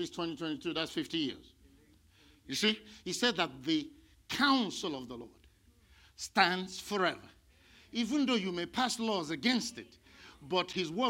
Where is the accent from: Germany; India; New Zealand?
India; now in United States; I came from India where people are worshiping cows.